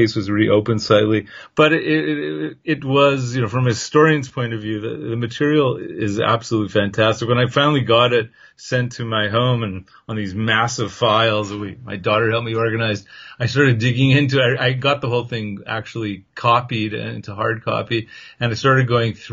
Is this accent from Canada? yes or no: yes; Canada; I'm from Canada